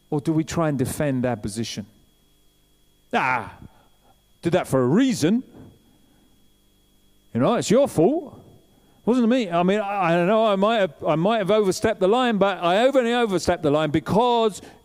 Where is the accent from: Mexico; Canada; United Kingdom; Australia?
United Kingdom; England; we're English